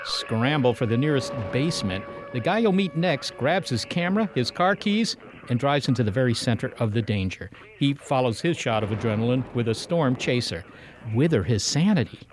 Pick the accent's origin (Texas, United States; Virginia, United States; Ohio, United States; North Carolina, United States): Virginia, United States; moved away; In Virginia, Molly, we didn't have tornadoes